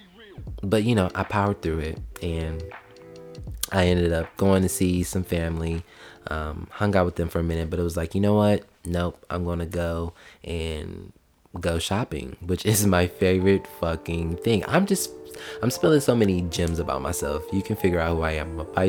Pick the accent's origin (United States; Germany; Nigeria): United States; Columbus, Ohio; moved away as an adult; now in Georgia, United States; in my hometown, in Columbus, Ohio